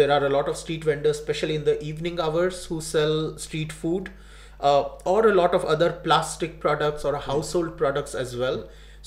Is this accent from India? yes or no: yes; India; India, I was born there and I grew up there